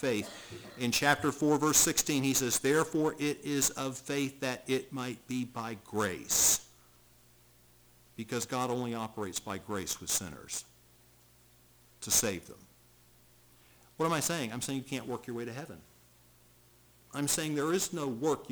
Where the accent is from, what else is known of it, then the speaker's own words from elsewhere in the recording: United States; I was born in America